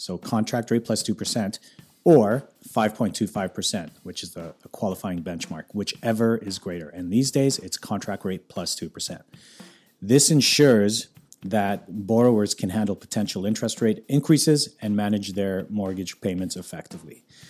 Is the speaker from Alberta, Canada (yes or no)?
yes; Calgary, Alberta, Canada; born or raised there; now in North Vancouver, Canada